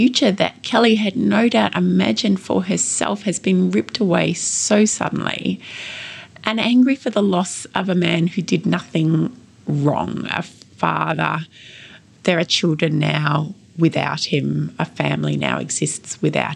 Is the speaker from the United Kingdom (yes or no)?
no; Ballarat, Victoria, Australia; here in my hometown of Ballarat